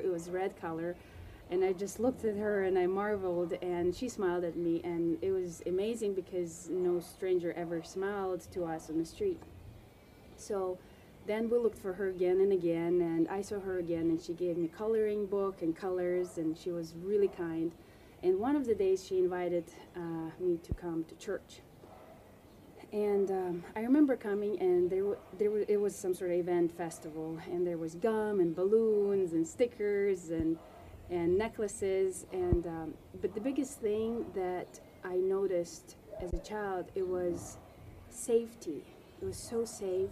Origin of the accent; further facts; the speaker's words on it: Ukraine; also born or lived in Russia; When I was 8 years old, we moved to Ukraine